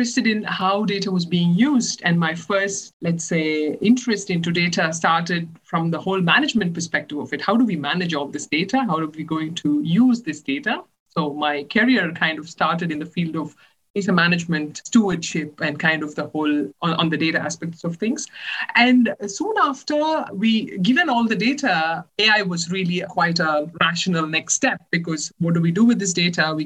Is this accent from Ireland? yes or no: no; India; moved away as an adult; also born or lived in Chennai, India / Netherlands / Maryland, United States / Germany; now in Italy; I'm originally from India. I did my bachelor's in mechanical engineering in the College of Engineering, Guindy in Chennai